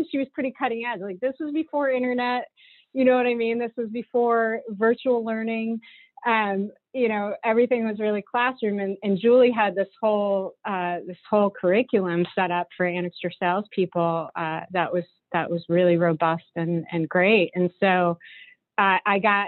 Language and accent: English; Hopatcong, New Jersey, United States; moved away as an adult; also born or lived in Muncie, Indiana; I grew up in that area up in northern New Jersey, a small town called Hopatcong